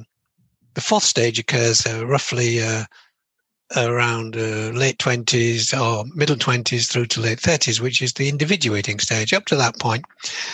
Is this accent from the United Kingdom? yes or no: yes; England, United Kingdom; I'm from England.